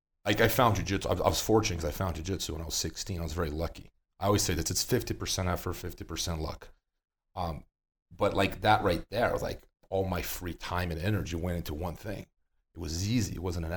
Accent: Brazil; moved away; I came from Brazil. I moved from Brazil in 2008.

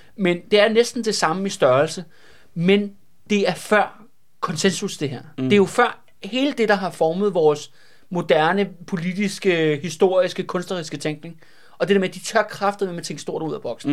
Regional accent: Denmark

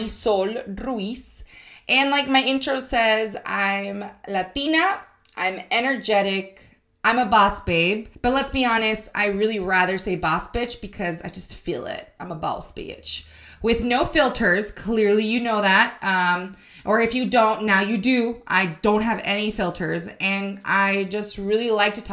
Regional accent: Arizona, United States; I was born and raised in Arizona

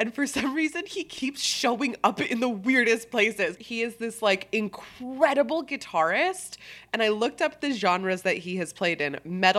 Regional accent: East Coast, United States; I grew up on the East Coast, so did Drew.

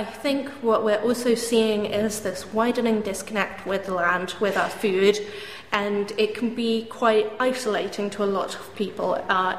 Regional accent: Dorset coastline, South West England, United Kingdom; I grew up on Five Penny Farm down on the Dorset coastline

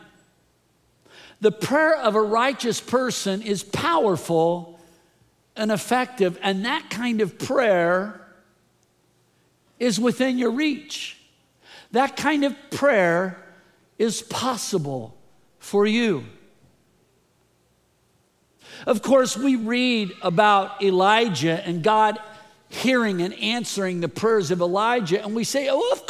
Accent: the Bay Area, California, United States; I grew up in the Bay Area. I love the Bay Area.

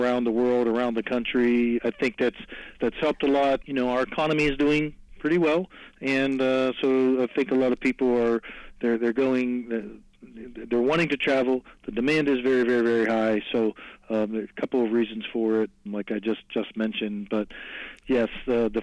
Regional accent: McKees Rocks, Pennsylvania, United States; Born and raised in McKees Rock, so I'm in this area my whole life

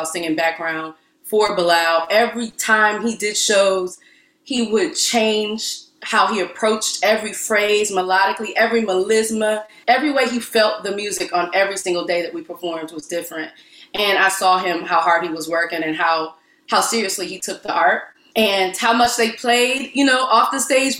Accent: Cleveland, Ohio, United States; moved away as an adult; now in Philadelphia, United States; I'm from Cleveland, Ohio. There was an arts community, but it wasn't as robust as Philly

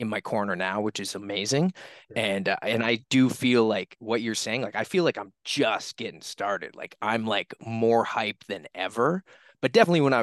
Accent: Halifax, Nova Scotia, Canada; I'm a kid from Halifax, Nova Scotia, Canada

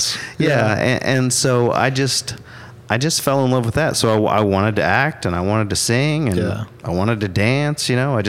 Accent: Stillwater, Oklahoma, United States; also born or lived in Chickasha, Oklahoma; So Stillwater born and raised. Have been here ever since.

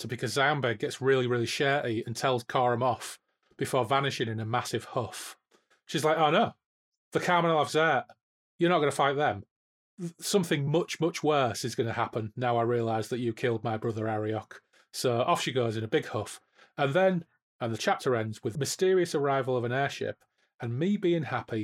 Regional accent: Hull, Yorkshire and the Humber, United Kingdom; I'm from Hull

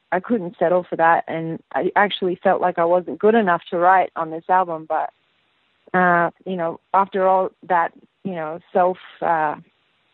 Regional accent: Sydney, New South Wales, Australia; moved away as an adult; also born or lived in United States; now in Los Angeles, United States; From the northern beaches of Sydney in DY

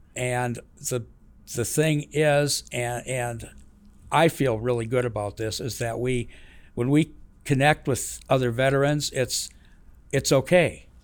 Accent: Madison, Wisconsin, United States; I grew up in the Midwest, uh, Madison, Wisconsin

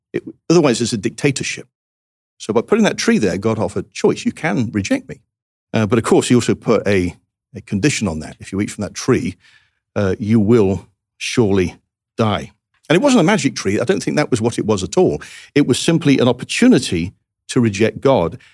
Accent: England, United Kingdom; moved away; as an Englishman

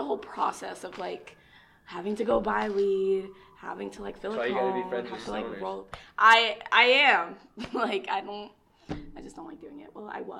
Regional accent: Lowell, Massachusetts, United States; born there; I was born in Lowell, though.

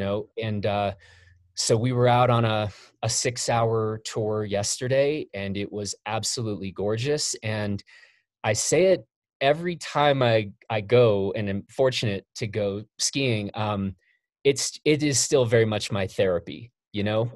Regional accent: Chicago, Illinois, United States; I grew up in Chicago

